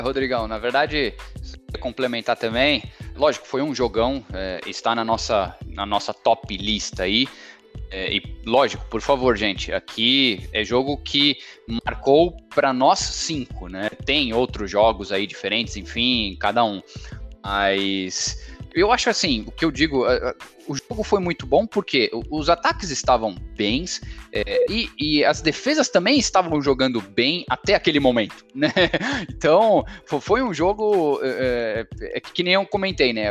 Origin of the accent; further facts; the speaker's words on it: Brazil; Eu nasci no Brasil, sou brasileiro